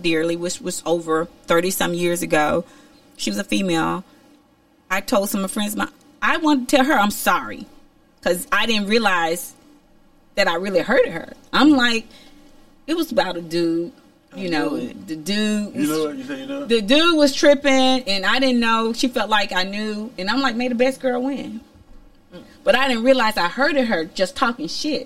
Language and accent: English; Alabama, United States; moved away as an adult; also born or lived in New York; I'm from Alabama